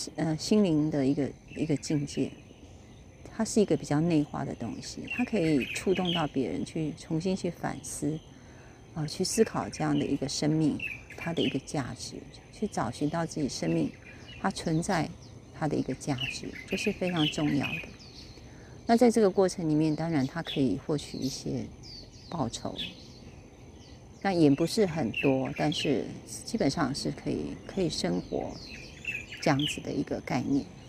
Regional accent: Kaohsiung, Taiwan; 我是高雄人嘛，所以我们就是在一个工业区的环境里面

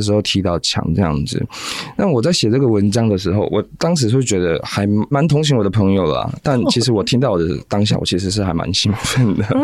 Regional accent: Taiwan; 我们台湾人

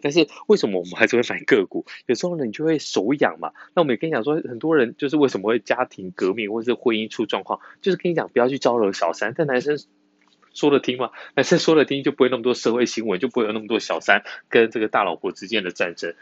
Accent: Yunlin County, Taiwan; 我们是云林人

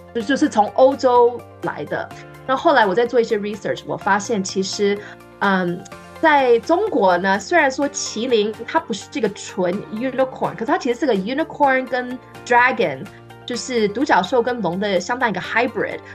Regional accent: Taiwan; now in California, United States; 因为我在台湾长大

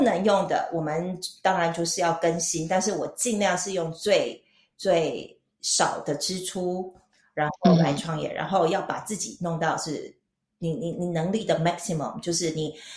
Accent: Taichung, Taiwan; moved away as an adult; now in Switzerland; 我是台中人，然后我跟我弟在台中，呃，开了一家餐厅

